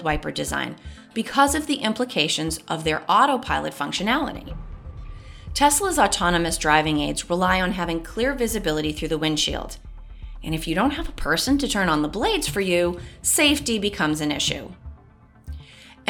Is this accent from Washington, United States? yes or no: no; Boston, Massachusetts, United States; people in my hometown of Boston obviously call a blinka, as in, use your blinka